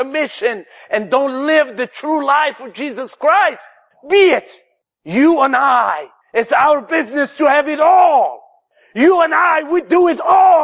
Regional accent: Algeria; English is a second language; moved away as an adult; I came to this country from Algeria

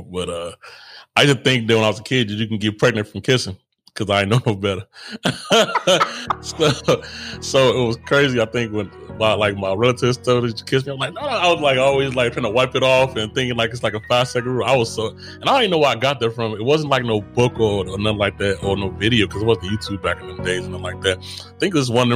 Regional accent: Chicago, Illinois, United States; also born or lived in Inglewood; I grew up in Chicago

